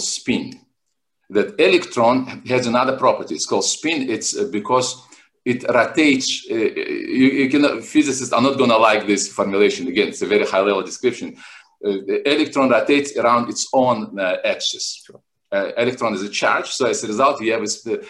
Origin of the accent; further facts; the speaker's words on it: Makhachkala, Dagestan, Russia; also born or lived in Moscow; now in Miami, United States; I was born in Makhachkala in 1970. Makhachkala is a city in southern Russia, in North Caucasus.